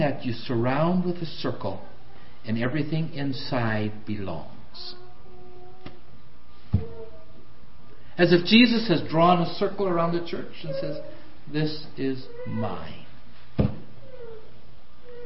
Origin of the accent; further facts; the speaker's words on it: Canada; now in United States; I know I'm half American now, but there's something about me that's still strongly Canadian